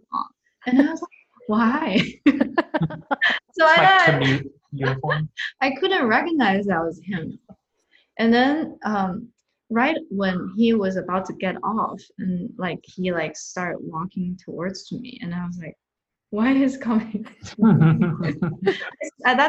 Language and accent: English; northern China, China; moved away; I'm from Northern China